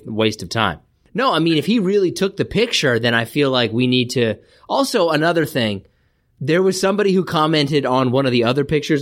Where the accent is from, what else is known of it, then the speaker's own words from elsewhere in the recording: Kansas, United States; I'm from Kansas